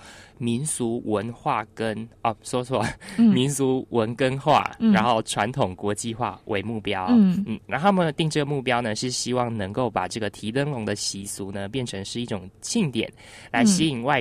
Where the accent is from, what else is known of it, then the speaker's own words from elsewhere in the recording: Penghu County, Taiwan; 我的老家澎湖